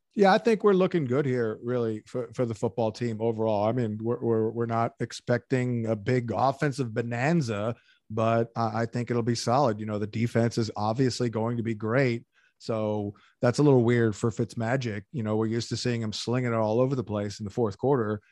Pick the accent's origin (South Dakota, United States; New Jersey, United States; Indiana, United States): New Jersey, United States; outside Atlantic City, southern; I grew up in southern New Jersey, uh, right outside of Atlantic City